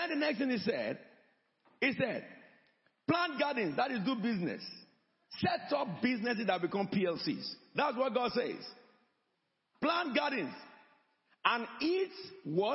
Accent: Nigeria; moved away as an adult; now in United Kingdom; I came from Nigeria

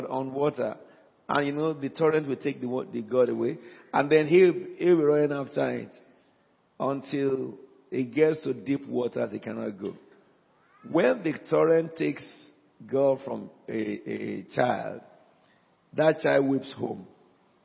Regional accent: Nigeria; first language Yoruba; English is a second language; moved away; It's my mother tongue. You know, in Africa

